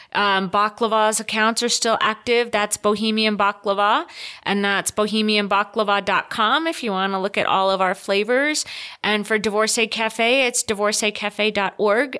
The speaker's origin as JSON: {"language": "English", "region": "Rhode Island", "country": "United States", "moved": "yes", "lives_now": "Salt Lake City, United States", "said": "I'm from Rhode Island"}